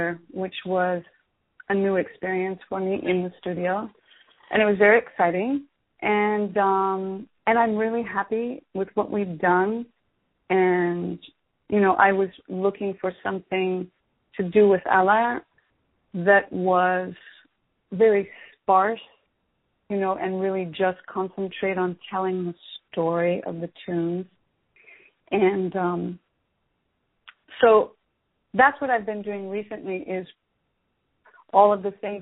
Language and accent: English; Sacramento, California, United States; moved away as an adult; also born or lived in Fairfield, California / San Francisco, California; now in New York City, United States; I was born and raised in Fairfield, California. I was born there. I wasn't really raised there. So that's Northern California. I'm from Northern California originally. And spent my young years in Sacramento